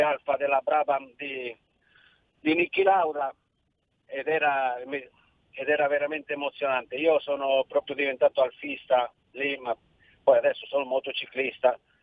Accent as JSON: {"language": "Italian", "town": "Cinisello Balsamo", "region": "Lombardy", "country": "Italy", "tie": "born or raised there", "also_born_or_lived": "Milan", "moved": "yes", "lives_now": "Malaga, Spain", "said": "sono nato a Milano e cresciuto a Cinitello Balsamo, comune limitrofe con Monza"}